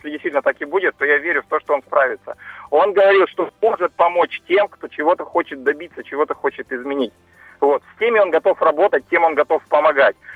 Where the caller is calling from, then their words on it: Yekaterinburg, Sverdlovsk Oblast, Russia; с вами коллеги по выборам, я из Екатеринбурга.